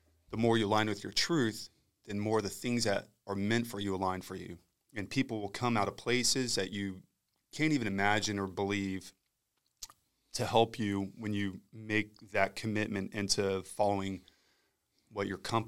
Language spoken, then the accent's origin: English; Eglin, Florida, United States; And then I was born and raised at, or born at Eglin, and then grew up here in the area and was raised.